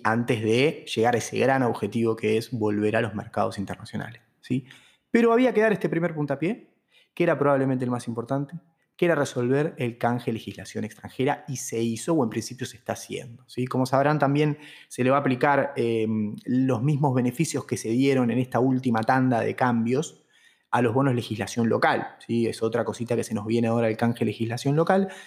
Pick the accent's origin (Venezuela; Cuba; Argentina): Argentina